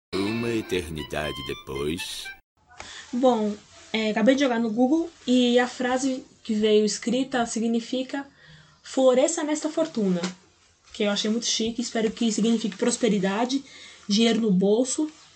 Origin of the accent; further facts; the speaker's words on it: Brazil; para mim que sou brasileira